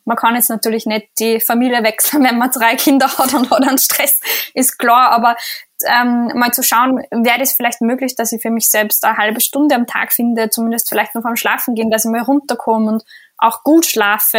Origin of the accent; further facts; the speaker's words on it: Austria; bei uns in Österreich